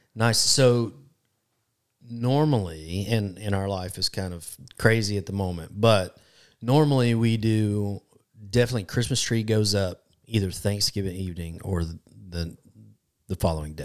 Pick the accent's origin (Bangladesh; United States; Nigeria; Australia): United States; Florida; I grew up in Florida, a lot of Hispanic influence